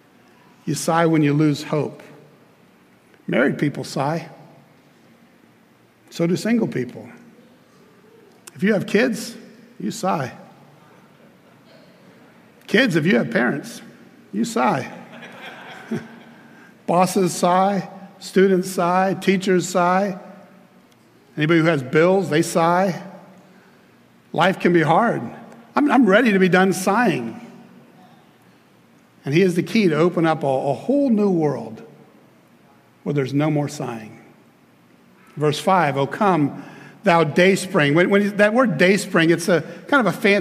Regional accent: Clearwater, Florida, United States; I'm from Clearwater. Okay, so here I am, a kid from Clearwater

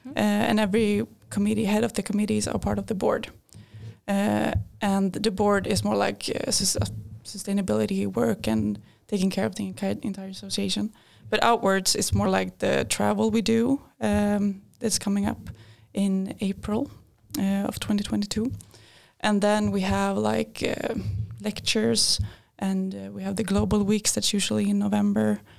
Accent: Linköping, Östergötland, Sweden; I work. I go in my second year in mechanical engineering here at LiU University. Uh, I'm from this town. I uh, grew up here. Uh, I'm 25 years old

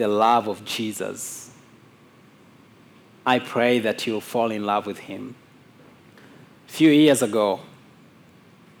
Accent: Mwanza, Tanzania; moved away; also born or lived in Kondoa; when I was leaving my hometown, Mwanza, to go to Kondoa, this Islamic town

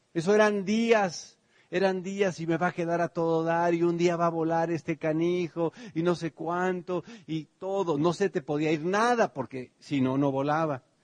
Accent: Tenancingo, Mexico; now in United States; cuando yo era niño, pues ustedes saben, allá en Tenancingo, en realidad Tenancingo era la ciudad, la ranchería de verdad donde vivía se llamaba Tepetzingo

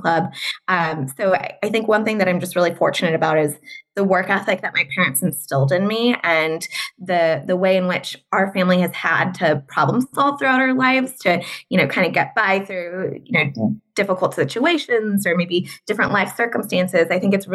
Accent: Southern California, United States; moved away as an adult; also born or lived in Notre Dame, Indiana; So I'm born and raised in Southern California.

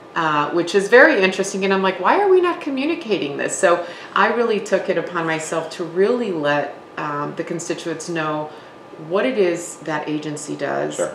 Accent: Wisconsin, United States; I am from Wisconsin, born and raised

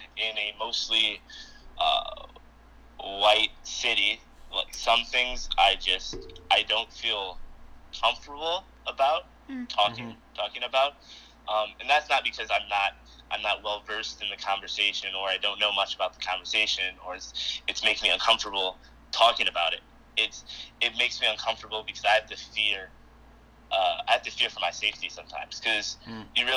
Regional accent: Midland, Michigan, United States; also born or lived in Saginaw, Michigan; I was born in Saginaw, raised in Midland, Michigan

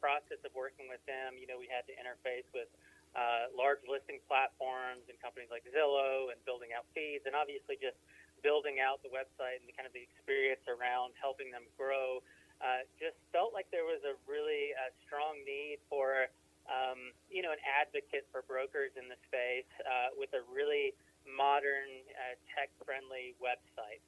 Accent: Athens, Alabama, United States; moved away as an adult; now in Colorado Springs, United States; I grew up in Alabama, but uh, I moved out here a few years ago

